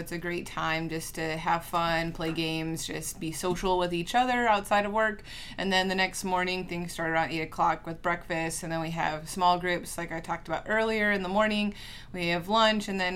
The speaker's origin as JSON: {"language": "English", "town": "Rapid City", "region": "South Dakota", "country": "United States", "also_born_or_lived": "Upper Peninsula, Michigan / Kirksville, Missouri", "moved": "as an adult", "lives_now": "St. Joseph, Michigan, United States", "said": "I'm from Rapid City, South Dakota"}